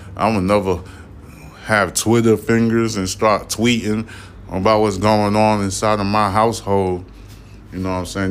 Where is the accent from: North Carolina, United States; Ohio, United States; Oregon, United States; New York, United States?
New York, United States; New York City; I'm from Brooklyn. I was born in Brooklyn.